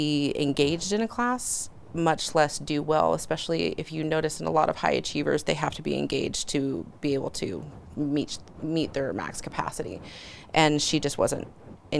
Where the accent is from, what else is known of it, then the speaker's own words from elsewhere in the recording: California, United States; moved away as an adult; being born and raised in California and going through the public school system.